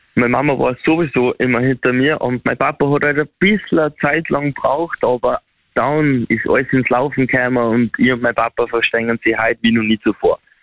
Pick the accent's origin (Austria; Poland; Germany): Austria; Upper Austria; ich komme aus Oberösterreich